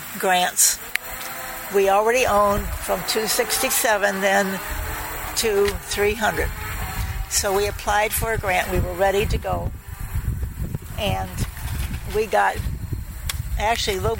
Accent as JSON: {"language": "English", "area": "Hendricks County", "region": "Indiana", "country": "United States", "said": "I was from Hendricks County"}